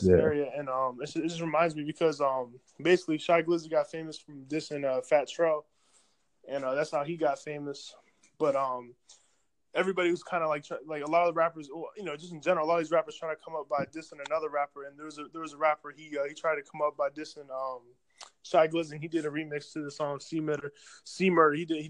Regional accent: Silver Spring, Maryland, United States; So I'm from Silver Spring, Maryland. It's like basically 10 minutes from DC.

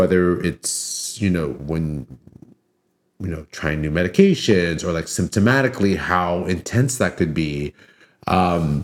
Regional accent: Daly City, California, United States; from the Bay Area originally, I grew up in Daly City, which is the first city south of San Francisco

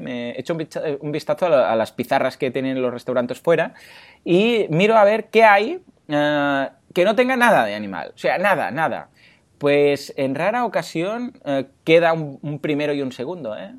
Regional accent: Mataró, Catalonia, Spain; no soy de Barcelona, de Mataró

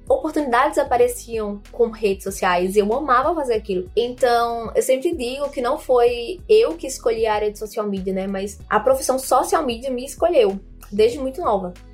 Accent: João Pessoa, Paraíba, Brazil; sou de João Pessoa, na Paraíba

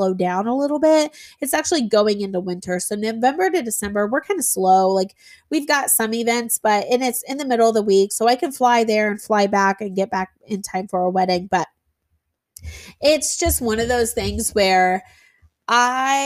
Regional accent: Indiana, United States; we're from Indiana

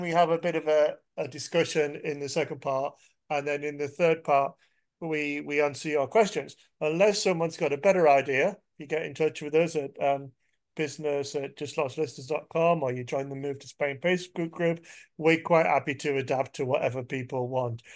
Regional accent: England, United Kingdom; I'm English

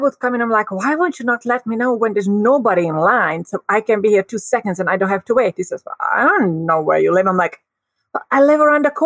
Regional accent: Hungary; moved away; I grew up in Hungary

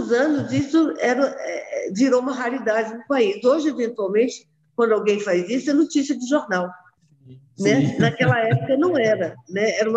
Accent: Brasília, Federal District, Brazil; also born or lived in Rio de Janeiro; Eu nasci no Rio, mas eu gosto demais dessa cidade. Eu acho que todas as minhas experiências de vida estão aqui né? Aqui eu cresci, uh, estudei, uh, trabalhei, me casei, tive meus filhos, tudo aqui.

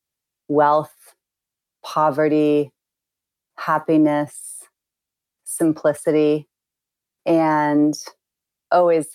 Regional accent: suburban Illinois, United States; moved away as an adult; now in Yosemite, United States; Growing up in Illinois is filled with really good people

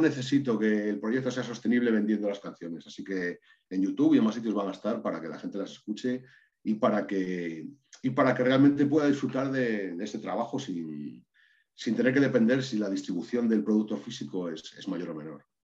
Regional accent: Maragatería, Castile and León, Spain; muchísimos vínculos con mi tierra, que es Maragatería

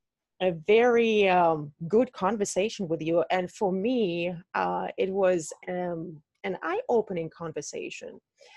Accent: Russia; moved away; I told you I'm from Russia

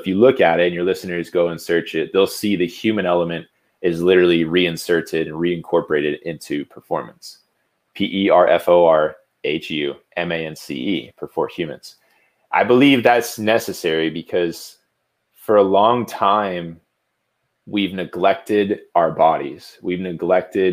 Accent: Jupiter, Florida, United States; I'm from Jupiter, Florida. It's a small little beach town.

